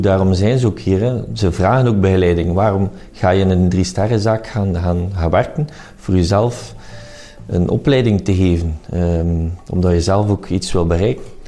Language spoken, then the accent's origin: Dutch; Flanders, Belgium; Ik ben ook Vlamingen en België hart en nieren